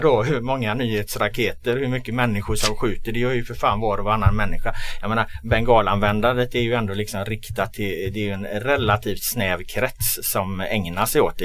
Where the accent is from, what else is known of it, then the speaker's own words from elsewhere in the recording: Gothenburg, Västra Götaland, Sweden; jag är från Göteborg